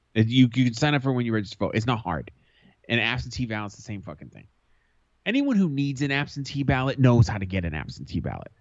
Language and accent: English; United States; as an American